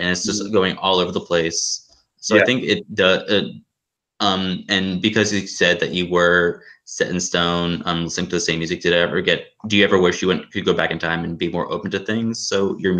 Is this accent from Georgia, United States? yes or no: yes; Atlanta, Georgia, United States; I'm from Atlanta